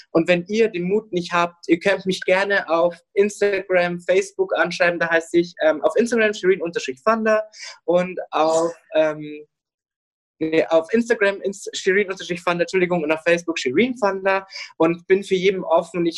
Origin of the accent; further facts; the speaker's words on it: Ingolstadt, Bavaria, Germany; werde noch mehr stolz auf meine Heimatstadt Ingolstadt sein